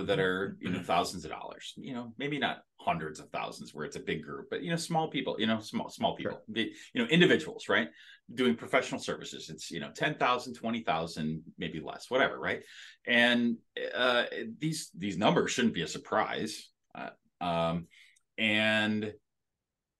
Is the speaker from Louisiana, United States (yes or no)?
no; Green Bay, Wisconsin, United States; we're from Green Bay